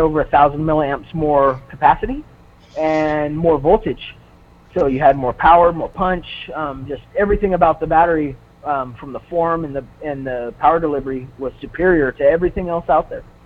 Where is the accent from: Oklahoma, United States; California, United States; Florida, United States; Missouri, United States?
California, United States; Southern; I grew up in Southern California, and so the hobby industry was was pretty big down there